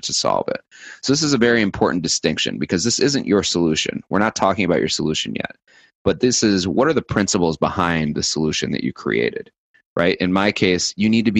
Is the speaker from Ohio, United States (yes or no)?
no; New York City, New York, United States; being cynical as a New Yorker combined with my sales background